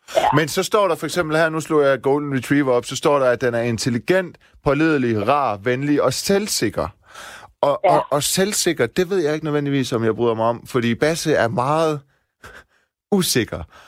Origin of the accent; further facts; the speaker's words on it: Silkeborg, Central Denmark Region, Denmark; moved away; Jeg er vokset op også i Vildekvarter i Silkeborg med baghave ud til skov.